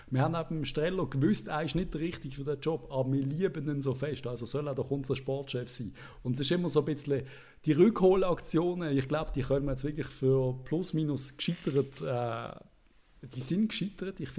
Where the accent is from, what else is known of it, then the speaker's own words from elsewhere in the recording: Basel, Basel-Stadt, Switzerland; Sagt jeder, pfff, oh, der Stocker, oh, der Frei, ja, der, also als Basler ist es extrem schwer.